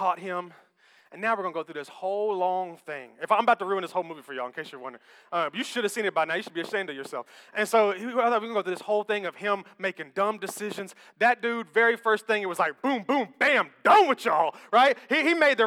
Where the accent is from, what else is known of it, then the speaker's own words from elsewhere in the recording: Memphis, Tennessee, United States; I'm from Memphis